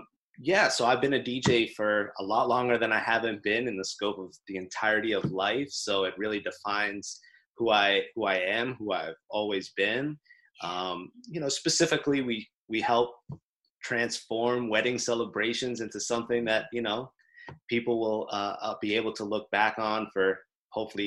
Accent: Lawrence, Massachusetts, United States; I grew up in Lawrence, Massachusetts

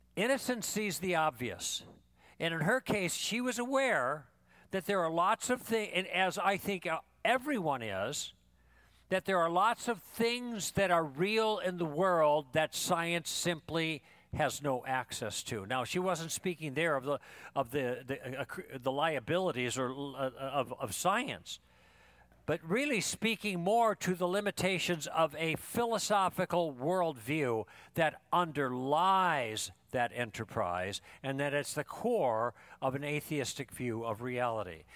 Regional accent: Thousand Oaks, California, United States; I'm from Thousand Oaks

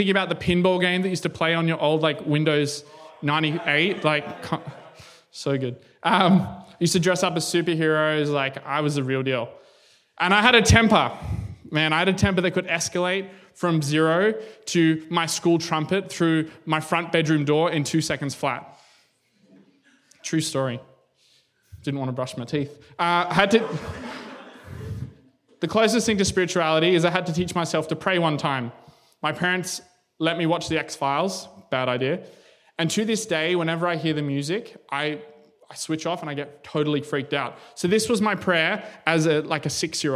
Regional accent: Canberra, Australian Capital Territory, Australia; I'm from Canberra.

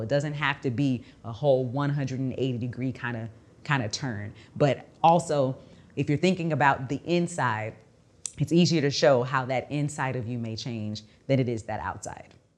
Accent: Texas, United States; I'm from Texas

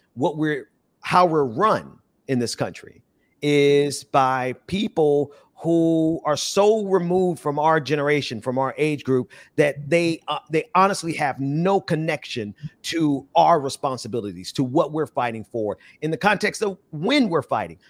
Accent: Fort Lauderdale, Florida, United States; now in Atlanta, United States; grew up in Fort Lauderdale.

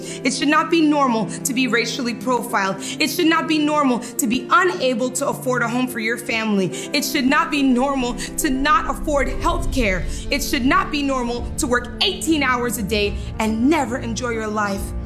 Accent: El Portal, Florida, United States; I grew up in El Portal with a big family and big dreams

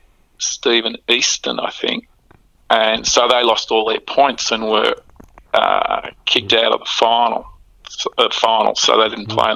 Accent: Oakleigh South, Victoria, Australia; I was brought up in Oakley. South Oakley.

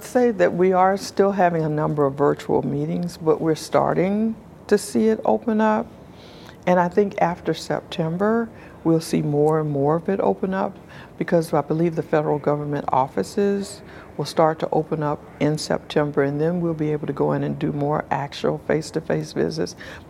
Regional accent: South Carolina, United States; I'm from South Carolina. I grew up in the South. Well, I grew up around the country, but mostly in the South.

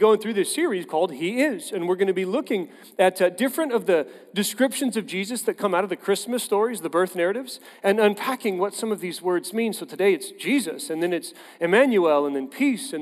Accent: Tulsa, Oklahoma, United States; I grew up in Tulsa

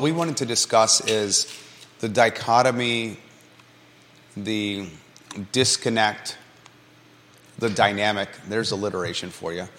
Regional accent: Williamsburg, Virginia, United States; now in Charlottesville, United States; I grew up in Williamsburg. It was a Catholic school in Williamsburg, but the nuns were from Philly

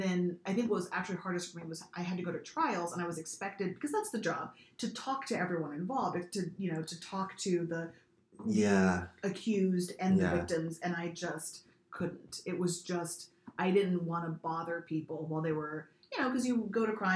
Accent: Corpus Christi, Texas, United States; moved away as an adult; also born or lived in Austin, Texas / Washington State; I grew up in South Texas, Corpus Christi, there's no snow

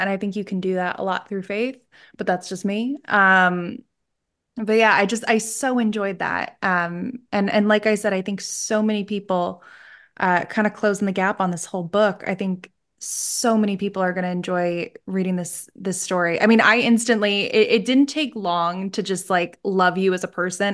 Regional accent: Scranton, Pennsylvania, United States; I'm from Scran-, like, Scranton area, Pennsylvania

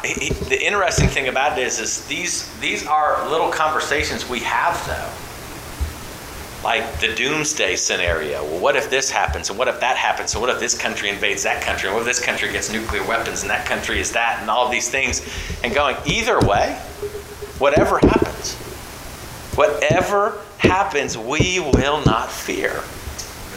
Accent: California, United States; moved away; growing up in California

